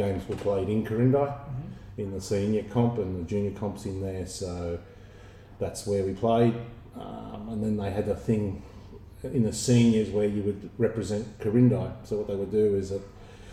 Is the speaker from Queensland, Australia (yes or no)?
no; Wallabadah, New South Wales, Australia; moved away; also born or lived in Sydney; So I was born in Sydney, but we moved up to a small country town in northern New South Wales called Wallabadar.